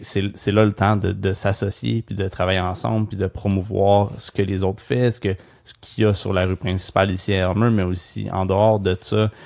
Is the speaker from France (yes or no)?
no; Gatineau, Quebec, Canada; j'ai grandi à Gatineau